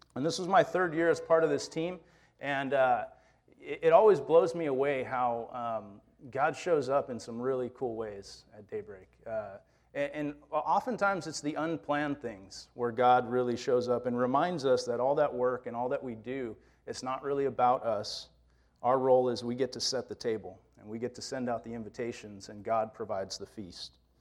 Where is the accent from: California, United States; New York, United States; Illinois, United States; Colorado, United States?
California, United States; my experiences as a Californian growing up here